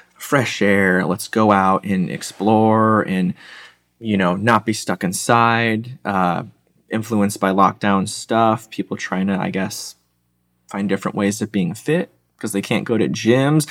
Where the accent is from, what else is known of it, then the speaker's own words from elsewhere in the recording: Michigan, United States; moved away as an adult; also born or lived in Georgia; I grew up in Michigan, tried college up there